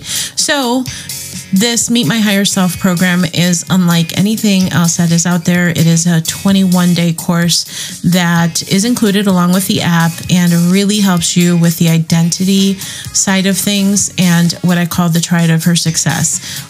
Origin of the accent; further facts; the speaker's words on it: Chicago, Illinois, United States; I'm from Chicago